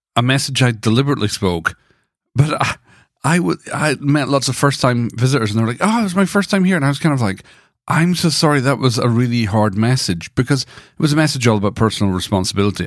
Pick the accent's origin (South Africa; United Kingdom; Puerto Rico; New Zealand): United Kingdom; Dundee, Scotland; Growing up in the Brethrenhood in Dundee